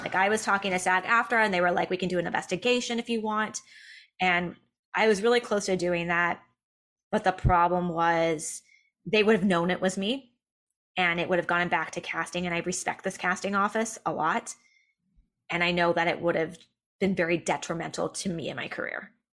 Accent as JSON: {"language": "English", "region": "Southern California", "country": "United States", "tie": "born or raised there", "said": "growing up in Southern California, but I was in a very white school"}